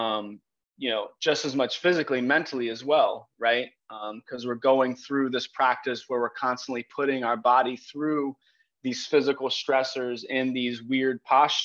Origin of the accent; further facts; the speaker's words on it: Palm Beach County, Florida, United States; I grew up in Palm Beach County, fourth generation, actually on my mom's side.